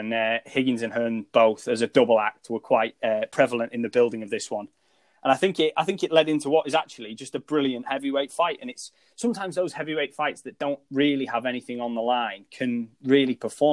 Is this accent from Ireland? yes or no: no; United Kingdom; I think my fan bias and being a British fight fan probably picked Dillian Whyte